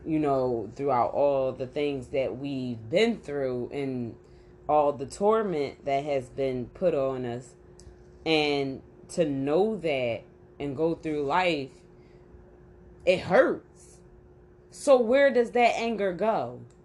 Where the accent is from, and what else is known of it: Philadelphia, Pennsylvania, United States; born or raised there